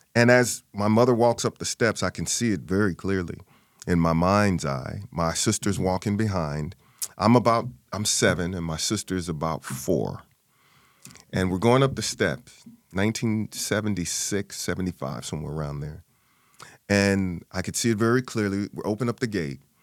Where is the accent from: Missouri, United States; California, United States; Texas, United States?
Missouri, United States; St. Louis; born and raised in Saint Louis, Missouri.